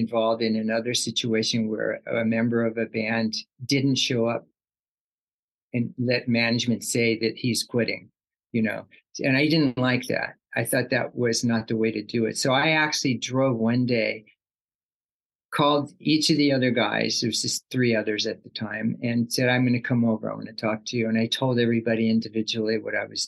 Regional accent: Sacramento, California, United States; also born or lived in Oakland, California; I wasn't born in Southern California, but I was born in Oakland, like Central California, the Bay Area. Uh-huh. And I did most of my schooling in the Sacramento area

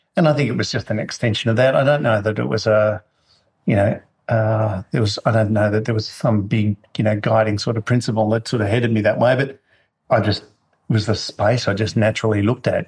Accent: Marulan, New South Wales, Australia; moved away as an adult; also born or lived in Sydney / Melbourne; now in Northern Rivers, Australia; born in Sydney and uh, um, we moved when we were really young to Marulan, actually.

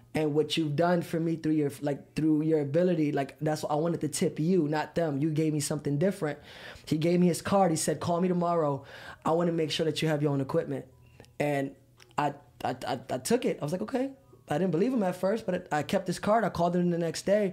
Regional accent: Philadelphia, Pennsylvania, United States; moved away; I'm from Philadelphia

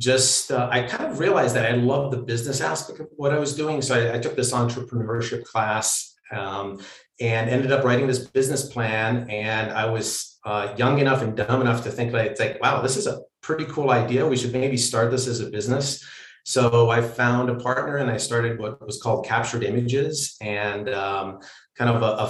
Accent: Pennsylvania, United States; moved away as an adult; also born or lived in Romania / California; I grew up in Pennsylvania

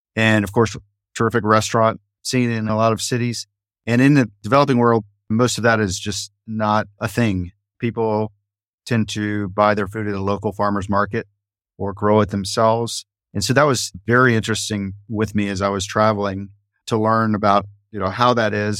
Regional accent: Dallas, Texas, United States; moved away as an adult; also born or lived in Florida; now in Fort Worth, United States; I was born and raised in Dallas, which is just adjacent to Fort Worth.

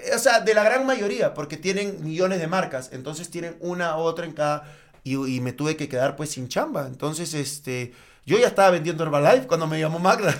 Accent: Peru; moved away as an adult; now in Mexico; soy, peruano, soy peruano, peruano, peruano, bien, bien peruano, nacido allá como el ceviche

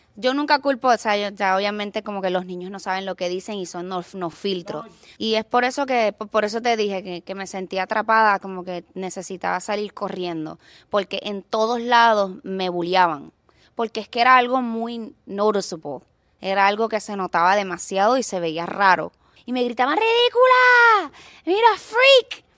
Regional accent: Puerto Rico; also born or lived in Los Angeles; now in Miami, United States; sufrí mucho en, mi pueblo

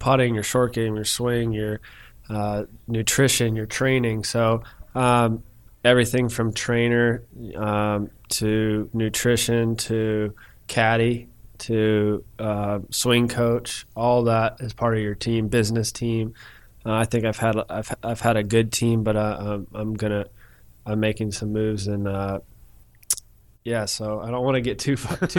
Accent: Kennesaw, Georgia, United States; also born or lived in Alpharetta, Georgia; I grew up in Kennesaw. So I went to Harrison High School.

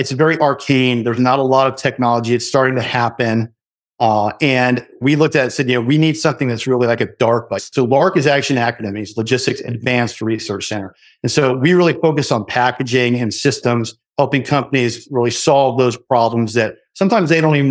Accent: Los Angeles, California, United States; also born or lived in Georgia, United States; originally from Georgia, but grew up in Los Angeles.

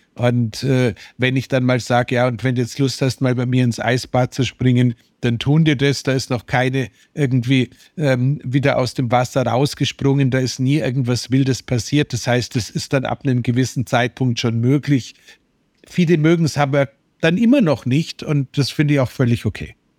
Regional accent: Germany; als Deutscher

